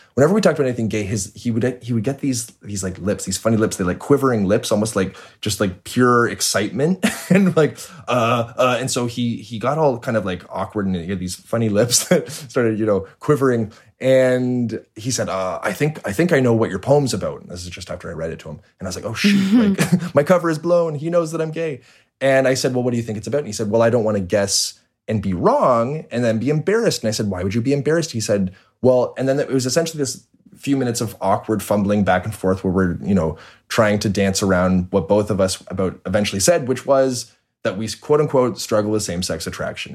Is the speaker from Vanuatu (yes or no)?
no; Toronto, Ontario, Canada; born and raised in Toronto